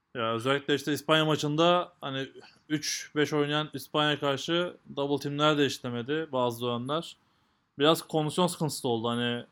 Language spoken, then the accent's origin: Turkish; Turkey